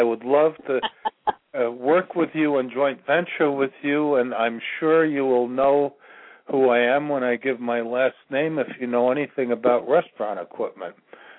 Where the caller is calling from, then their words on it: Virginia, United States; I'm calling from Virginia.